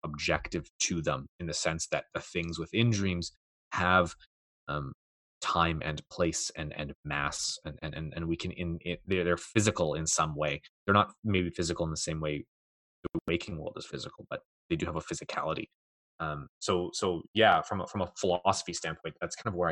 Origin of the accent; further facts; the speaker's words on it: Canada; I'm Canadian